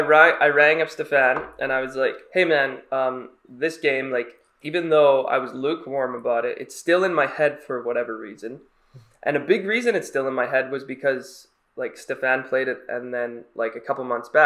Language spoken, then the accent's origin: English; Chicago, Illinois, United States; We're actually from Chicago.